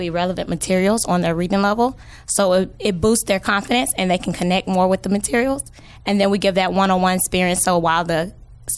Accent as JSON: {"language": "English", "town": "Atlanta", "region": "Georgia", "country": "United States", "tie": "born or raised there", "said": "I grew up in the West End."}